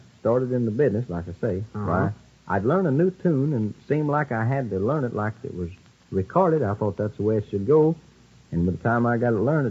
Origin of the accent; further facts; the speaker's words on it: Missouri, United States; I'm from Missouri.